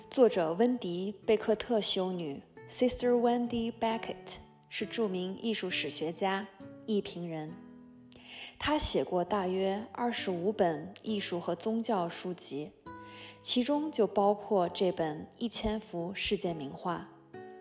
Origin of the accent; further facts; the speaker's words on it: Hohhot, Inner Mongolia, China; now in Orlando, United States; 蒙古族，我来自内蒙古呼和浩特，现居住在美国佛罗里达州奥兰多。我是一名平面设计师、插画师